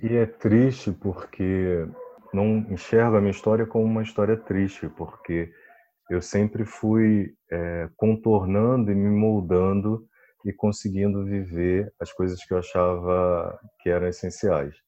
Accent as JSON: {"language": "Portuguese", "region": "Rio de Janeiro", "country": "Brazil", "said": "Eu sou do Rio, da Zona Oeste do Rio de Campo Grande"}